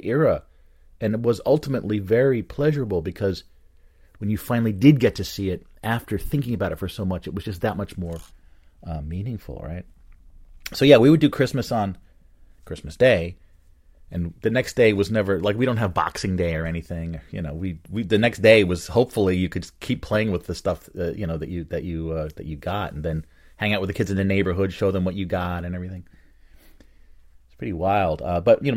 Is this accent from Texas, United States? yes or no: no; Bridgewater, New Jersey, United States; where I grew up in Bridgewater